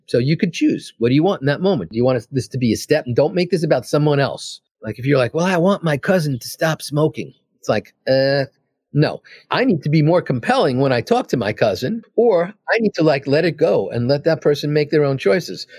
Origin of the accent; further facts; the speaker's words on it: New York City, New York, United States; moved away as an adult; also born or lived in California; I'm from Queens, I'm from New York